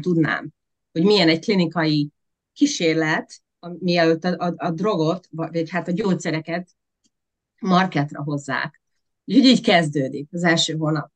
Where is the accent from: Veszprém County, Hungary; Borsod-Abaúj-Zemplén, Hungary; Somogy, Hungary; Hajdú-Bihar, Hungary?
Veszprém County, Hungary; Veszprém; born or raised there; moved away as an adult; also born or lived in Budapest; now in United States